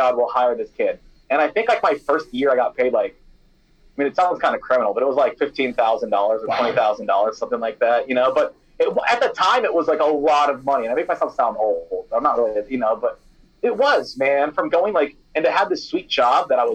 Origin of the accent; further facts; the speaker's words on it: Iowa, United States; I'm from Iowa